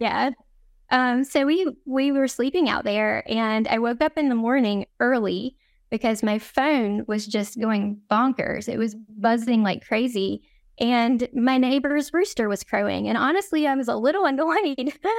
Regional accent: North Carolina, United States; moved away as an adult; now in Jerusalem, Israel; one of the few Jewish men in our north, our small North Carolina town

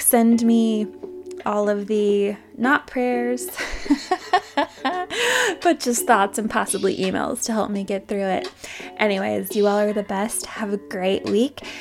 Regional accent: Utah, United States; I grew up in Utah County

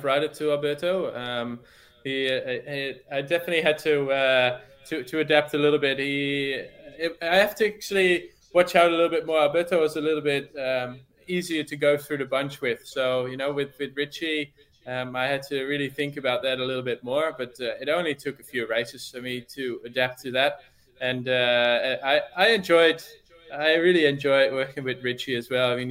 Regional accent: North Brabant, Netherlands; As a Dutch boy, obviously, I started riding my bike before I could walk it almost, and watching always Tour de France on TV, because that's just what you do, I guess, growing up in the Netherlands

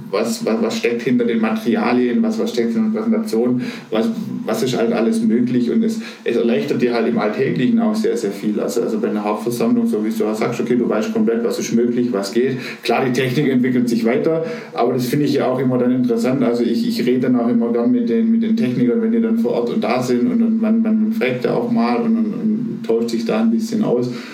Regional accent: Aalen, Baden-Württemberg, Germany; ich bin aufgewachsen im, ich nenne es mal schönen Aalen. Das ist eine Stadt äh, in der Nähe von Stuttgart

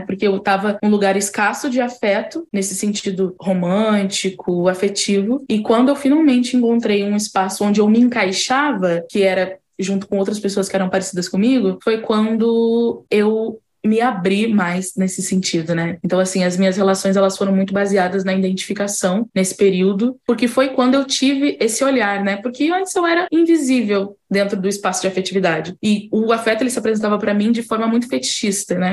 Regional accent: Rio Grande do Sul, Brazil; now in Rio de Janeiro, Brazil; Mas eu sou do Rio Grande do Sul

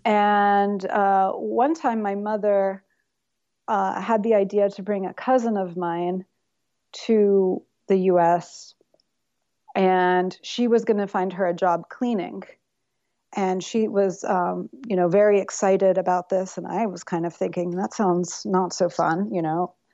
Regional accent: Tennessee, United States; also born or lived in New York City / Berlin; now in Yellow Springs, United States; I grew up mostly in Tennessee

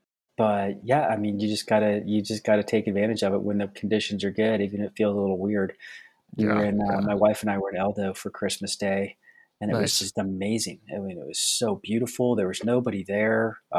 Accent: Seattle, Washington, United States; So I was born in Seattle. That was in the early 70s.

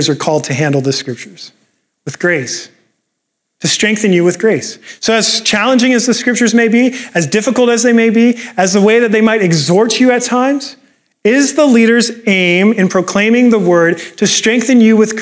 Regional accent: Canada; I'm Canadian

